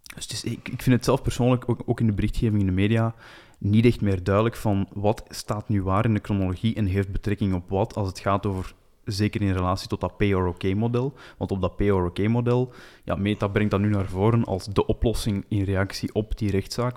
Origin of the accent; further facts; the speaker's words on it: Flanders, Belgium; als Belg en Vlaming